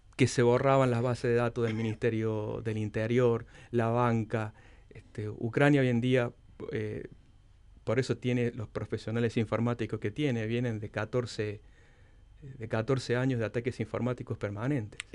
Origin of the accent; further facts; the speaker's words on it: Córdoba, Argentina; moved away as an adult; also born or lived in Russia; desde siendo un joven estudiante que llegué solo de Córdoba cuando había fax para comunicarme con mis padres